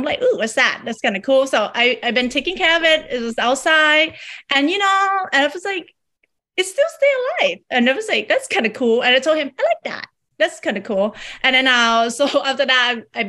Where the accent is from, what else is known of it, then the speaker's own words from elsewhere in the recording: Bangkok, Thailand; moved away as an adult; now in San Jose, United States; I am from Bangkok, Thailand. I came here with my family when I was 18 years old.